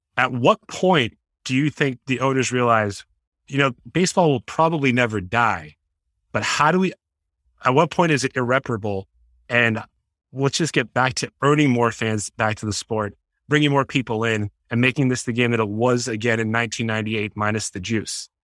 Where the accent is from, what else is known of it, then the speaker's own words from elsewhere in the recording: Boston, Massachusetts, United States; I was obviously born and raised in the Boston area